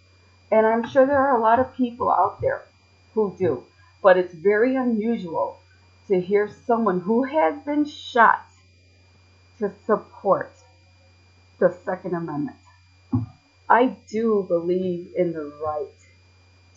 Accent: Chicago, Illinois, United States; accent: city voice; I was born and raised in Chicago

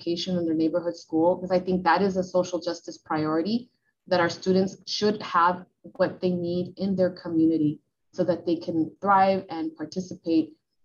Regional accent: Los Angeles, California, United States; I was growing up in the Latino Boyle Heights

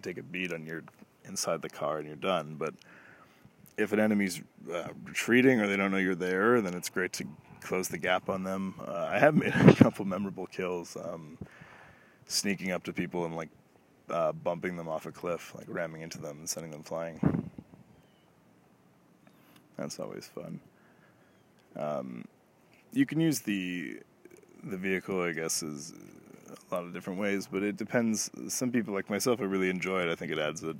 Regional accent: Toronto, Ontario, Canada; I'm Canadian, if I haven't mentioned it, and obviously Toronto.

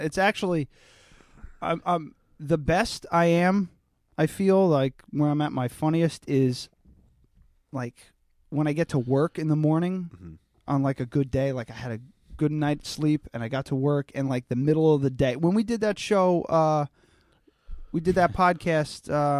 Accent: New York, United States; I'm from New York.

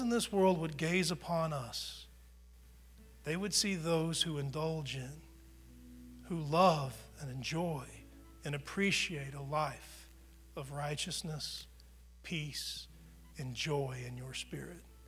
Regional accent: United States; being an American.

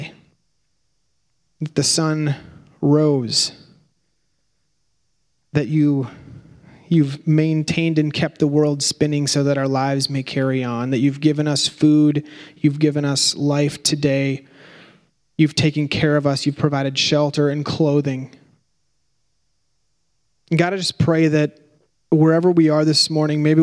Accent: Minnesota, United States; We're from Minnesota

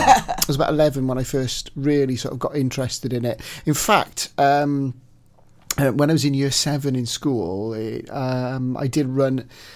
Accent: Newport, Wales, United Kingdom; I grew up in Newport.

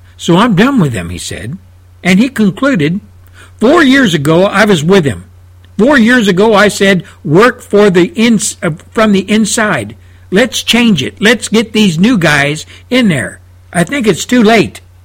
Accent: United States; as an American citizen

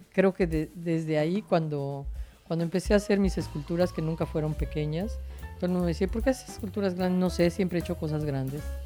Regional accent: Mérida, Yucatán, Mexico; Yo soy santiaguera, junto con mis amigos de la cuadra

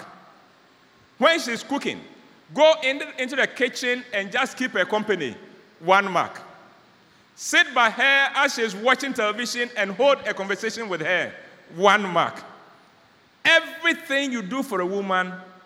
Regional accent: Ghana; I'm a Ghanaian

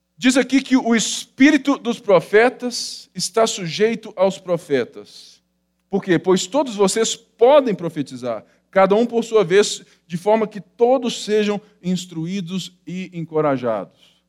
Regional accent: Brazil; nós somos brasileiros, né, latinos, sensitivos

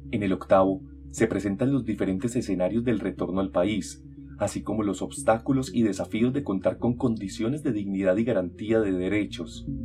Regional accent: Colombia; now in United States; Me preguntaban los amigos en Estados Unidos por los hechos por los que salí de Colombia y no me creían.

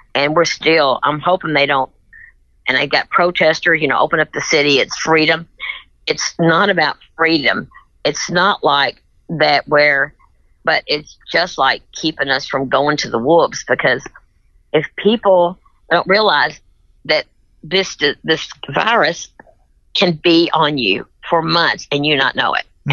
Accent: Tennessee, United States

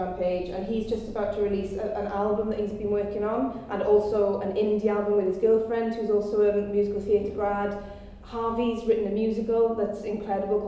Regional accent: Wales, United Kingdom; I'm Welsh

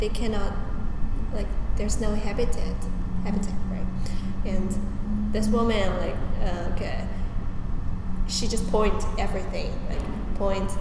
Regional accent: China; moved away; I'm from China, and I'm Chinese, and I'm Asian

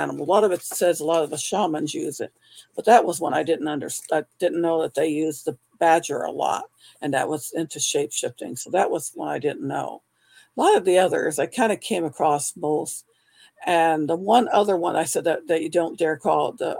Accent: California, United States; I grew up in California

